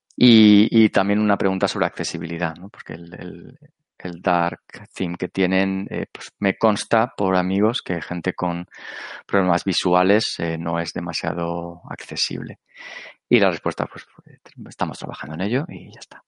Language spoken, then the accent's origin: Spanish; Alicante, Valencian Community, Spain; yo soy de Alicante